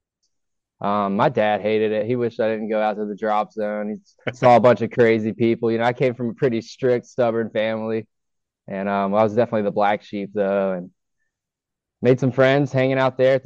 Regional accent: Cedartown, Georgia, United States; also born or lived in San Diego, California; I was born in San Diego. I actually grew up northwest of Atlanta in Cedartown, Georgia

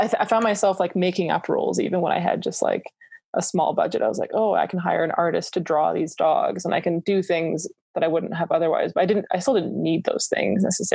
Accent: Canada; also born or lived in Toronto / Calgary, Alberta; as Canadian filmmakers

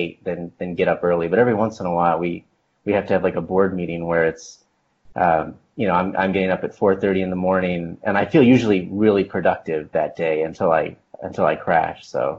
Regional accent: Kansas City, Missouri, United States; moved away; at one point I was living in Kansas City, Missouri, that's my hometown

